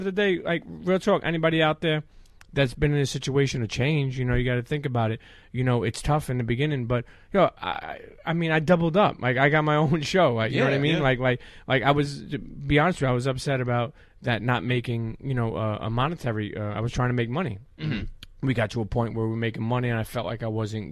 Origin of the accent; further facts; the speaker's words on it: New York City, New York, United States; moved away as an adult; now in New Jersey, United States; Brooklyn, New York. So I grew up in Coney Island